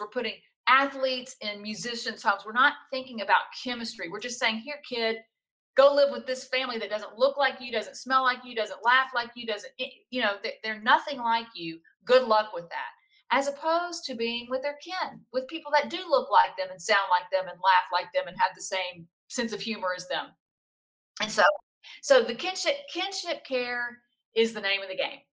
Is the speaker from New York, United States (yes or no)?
no; South Louisiana, United States; I'm from South Louisiana